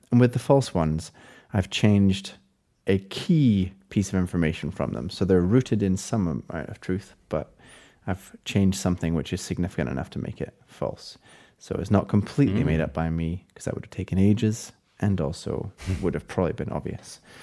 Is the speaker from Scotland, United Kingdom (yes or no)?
yes; Scotland, United Kingdom; as a Scottish person